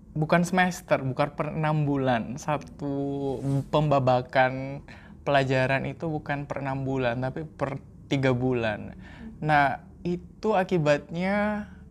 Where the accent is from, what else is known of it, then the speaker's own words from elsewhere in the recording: Indonesia; di Indonesia kan kita seringnya uh, lecture base